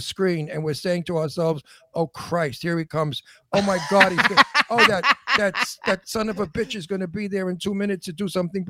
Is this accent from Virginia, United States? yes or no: no; New York, United States; also born or lived in Hollywood / Florida; now in California, United States; I'm a New Yorker